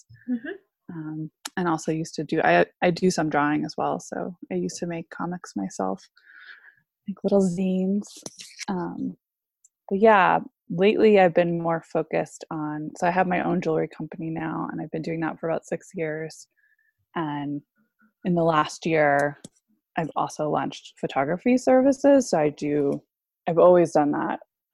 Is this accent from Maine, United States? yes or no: yes; Maine, United States; also born or lived in Alaska; I grew up mostly in Maine